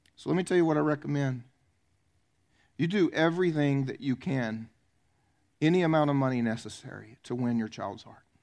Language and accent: English; the South, United States; I was raised in the South.